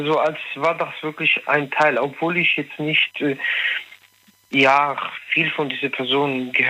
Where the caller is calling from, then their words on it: Münster, North Rhine-Westphalia, Germany; Ich komme aus Münster.